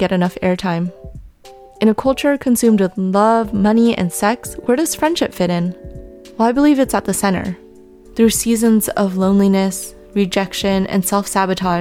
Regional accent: Bay Area, California, United States; I'm a 31-year-old, fourth-generation Chinese-American woman who was born and raised in the Bay Area

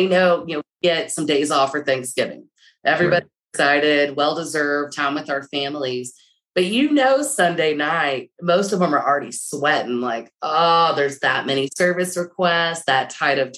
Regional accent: Texas, United States; I'm a Texan.

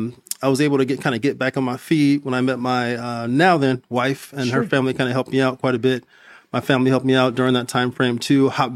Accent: Compton, California, United States; I currently, I'm from Compton, California.

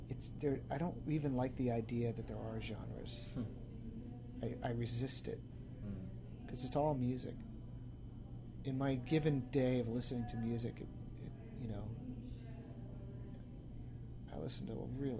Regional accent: East Coast, United States; I grew up on the East Coast, you know, and I loved that.

